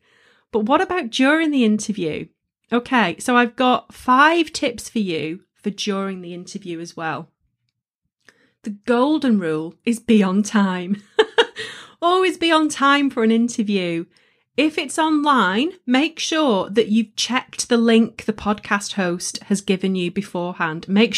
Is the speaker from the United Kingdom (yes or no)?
yes; England, United Kingdom; You know, I'm a Northern girl and I embrace my accent and it's up there for all of you to hear.